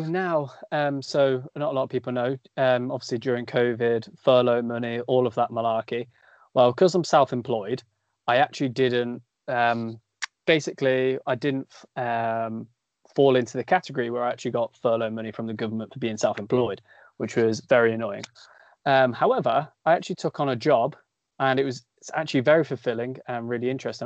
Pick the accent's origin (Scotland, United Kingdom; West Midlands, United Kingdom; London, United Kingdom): West Midlands, United Kingdom; Coventry; I'm from Coventry, we live in Coventry, we train in Coventry